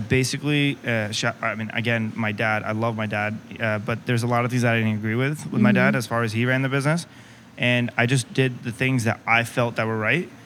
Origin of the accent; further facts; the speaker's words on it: United States; to be a Pakistani American, raised here